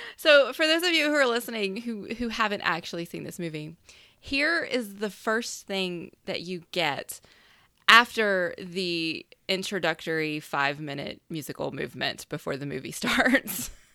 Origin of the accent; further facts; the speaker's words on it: the South, United States; I'm a woman from the South